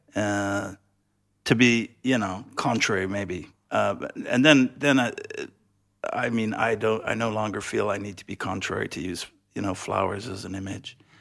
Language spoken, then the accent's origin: English; West Coast, United States; I come from the West Coast in the United States